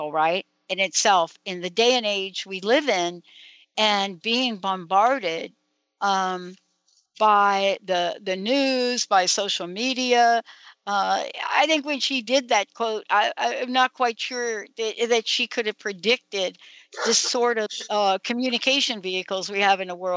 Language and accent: English; New York, United States; I'm from New York, and I used to spend a lot of time in the West Village